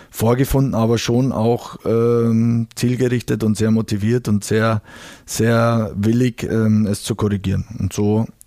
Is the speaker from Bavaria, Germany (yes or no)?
yes; Bavaria, Germany; ich bin aus Bayern und aus der Region und äh, kenne den Club natürlich schon, schon aus meiner Kindheit